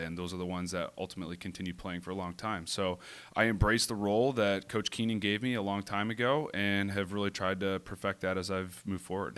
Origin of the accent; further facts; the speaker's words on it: Whitby, Ontario, Canada; moved away as an adult; also born or lived in Toronto; now in San Diego, United States; I grew up in Toronto, Ontario, a little town called Whippy